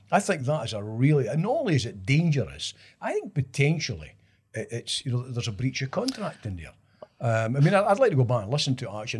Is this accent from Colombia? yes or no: no; Scotland, United Kingdom; as a Scottish kind of football snob